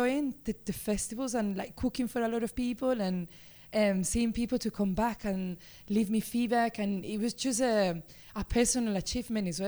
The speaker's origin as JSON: {"language": "English", "town": "Seville", "region": "Andalusia", "country": "Spain", "tie": "born or raised there", "second_language": "English", "moved": "as an adult", "lives_now": "Birmingham, United Kingdom", "said": "As you can tell, I'm Spanish. I was born in Seville. It's a beautiful city in the south of Spain"}